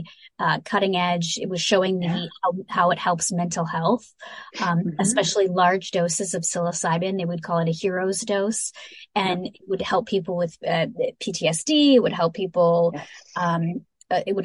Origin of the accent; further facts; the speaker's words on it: Illinois, United States; I'm from Illinois